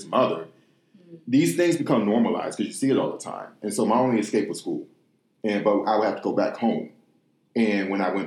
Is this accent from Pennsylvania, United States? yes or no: no; Detroit, Michigan, United States; moved away as an adult; also born or lived in Ukraine / Russia; I grew up in inner city Detroit, west side of Detroit, Michigan.